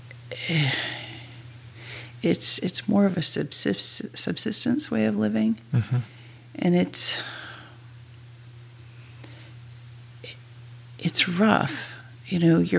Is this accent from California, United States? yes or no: no; Michigan, United States; moved away as an adult; also born or lived in Los Angeles / Hawaii / Alaska; I grew up in Michigan, so I went to University of Michigan